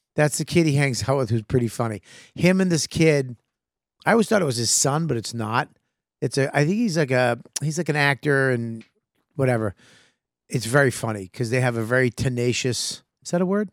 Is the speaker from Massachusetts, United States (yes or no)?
yes; Boston, Massachusetts, United States; accent: Boston; my Boston accent